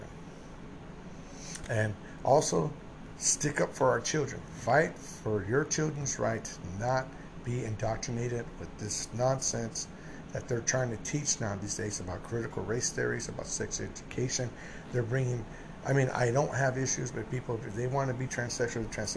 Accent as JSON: {"language": "English", "country": "United States"}